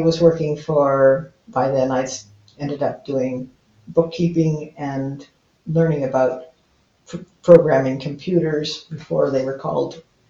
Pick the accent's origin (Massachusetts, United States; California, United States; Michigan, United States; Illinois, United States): Michigan, United States; Detroit; born there; Well, I was born in Detroit, Michigan